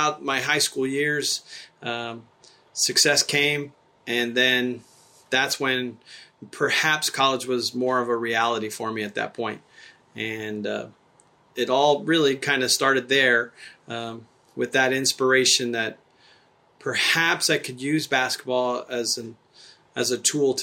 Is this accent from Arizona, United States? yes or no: yes; Tucson, Arizona, United States; also born or lived in Nuevo Casas Grandes, Chihuahua, Mexico; growing up in Tucson, Arizona is where I grew up